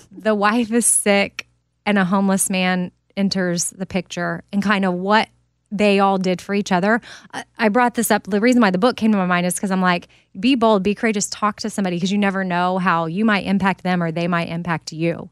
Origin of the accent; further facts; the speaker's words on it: Texas, United States; also born or lived in Haiti; I'm from Texas